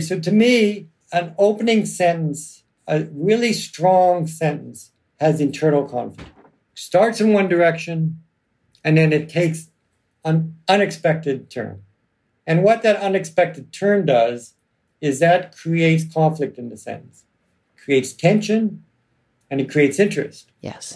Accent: Toronto, Ontario, Canada; when I grew up in Toronto

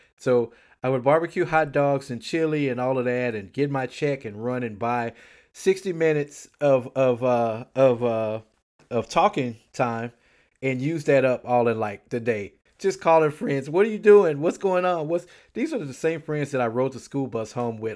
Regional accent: Houston, Texas, United States; I was born here in Houston, Texas. I lived here all of my life

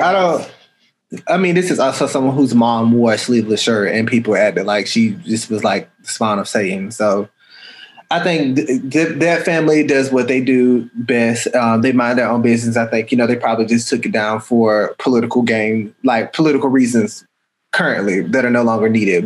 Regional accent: Atlanta, Georgia, United States; I'm from Atlanta

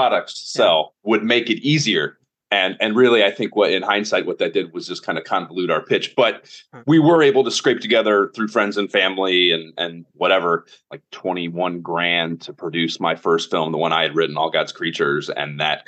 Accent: Oberlin, Ohio, United States; I am from Northern Ohio, a little town called Oberlin, like a half hour west of Cleveland

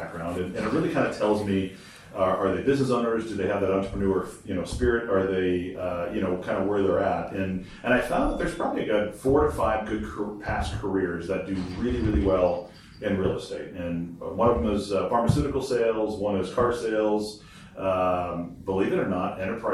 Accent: Michigan, United States; moved away as an adult; also born or lived in Detroit, Michigan; now in Scottsdale, United States; Growing up in Michigan

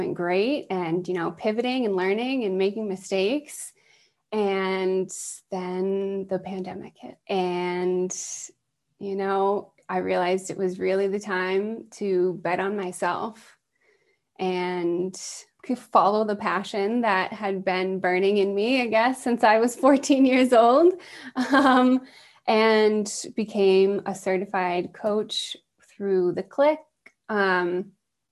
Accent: East Coast, United States; I was raised on the East Coast

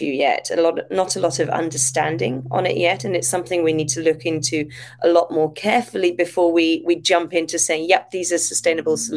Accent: Devon, South West England, United Kingdom; now in Japan; Devon, which is my hometown in the UK, or my home prefecture in the UK

